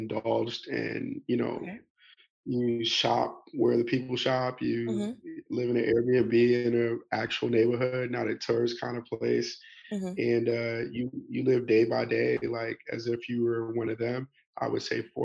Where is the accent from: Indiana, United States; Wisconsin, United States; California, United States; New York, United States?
New York, United States; New York City; moved away as an adult; now in Atlanta, United States; I'm originally from New York City